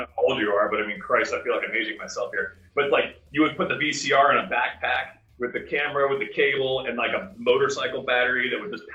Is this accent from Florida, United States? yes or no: yes; Florida, United States; moved away as an adult; also born or lived in Los Angeles; I grew up in Florida.